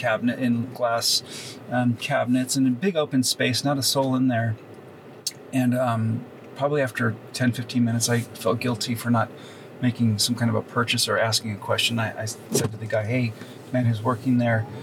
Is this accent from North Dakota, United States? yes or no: no; Los Angeles, California, United States; growing up right in this neighborhood, this is where I was born and raised, Toluca Lake, which is kind of next door to Burbank